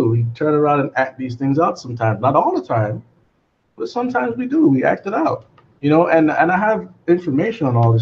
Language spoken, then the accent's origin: English; Miami, Florida, United States; also born or lived in Jamaica; I was born there, but I came up here pretty young. I think 4 or 5 years old